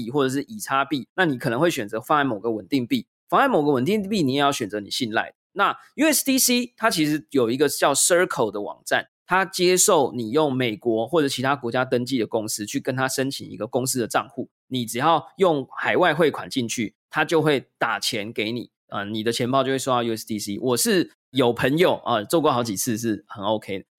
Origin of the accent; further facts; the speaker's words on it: Taiwan; 然后呢，我是台湾人，我没有新加坡公民的身份，我没有新加坡的公司或银行户头，我就不能做这件事嘛？